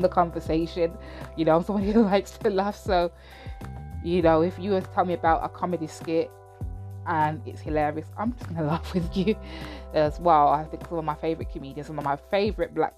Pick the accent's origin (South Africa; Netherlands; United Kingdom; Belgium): United Kingdom; I'm black British as well, but I have Jamaican heritage